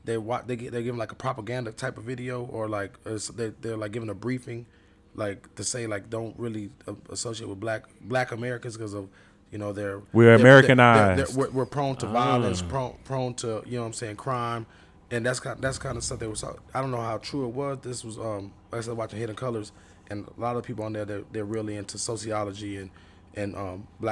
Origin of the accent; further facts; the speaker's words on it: Nigeria; Like, I'm Nigerian.